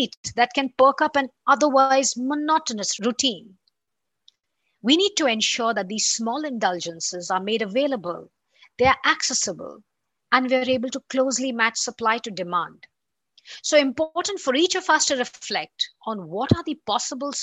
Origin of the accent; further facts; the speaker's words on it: India; my home country, India